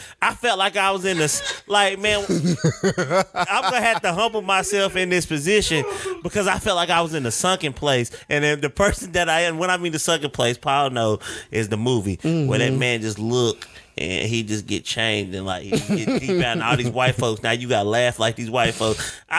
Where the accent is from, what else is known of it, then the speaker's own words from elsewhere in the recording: Jamaica; Yeah, I'm Jamaican and half German.